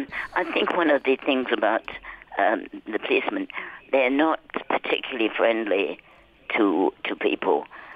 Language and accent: English; England, United Kingdom; now in Vernal, United States; I was brought up in England, where we always thought of the police as our great friends and certainly not our enemies.